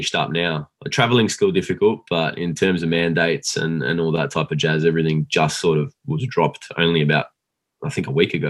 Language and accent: English; Australia; I was recruited from Australia.